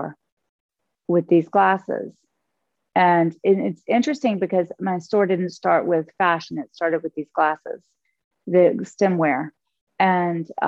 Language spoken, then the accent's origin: English; Augusta, Georgia, United States; born or raised there; moved away; also born or lived in New York